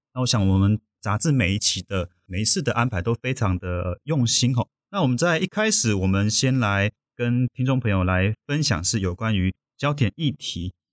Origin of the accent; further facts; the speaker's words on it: Taiwan; 我们台湾这边